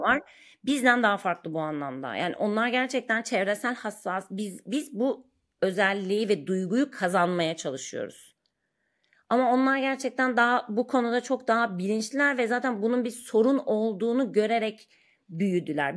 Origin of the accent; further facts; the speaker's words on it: Ankara, Turkey; moved away as an adult; now in Istanbul, Turkey; ben Ankara doğumluyum. 30 yaşıma kadar Ankara'da yaşadım. Sonra İstanbul'a taşındım.